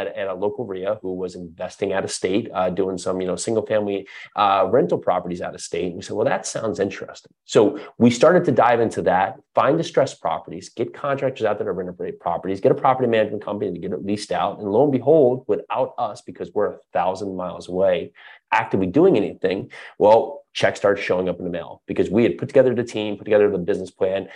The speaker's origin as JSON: {"language": "English", "region": "New Jersey", "country": "United States", "tie": "born or raised there", "also_born_or_lived": "New York City", "moved": "as an adult", "said": "I was born and raised in New Jersey, moved to New York City in my early 20s"}